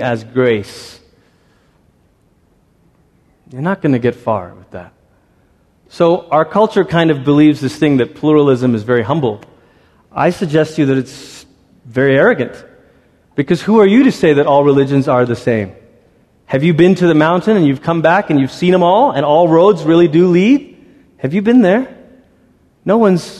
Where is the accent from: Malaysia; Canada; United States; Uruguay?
Malaysia; I grew up in Malaysia